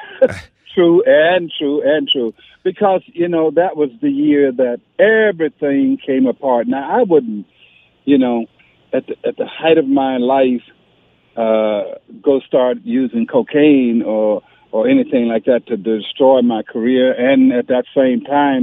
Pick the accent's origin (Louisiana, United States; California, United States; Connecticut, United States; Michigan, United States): Michigan, United States; Detroit; now in Las Vegas, United States; I was raised in Detroit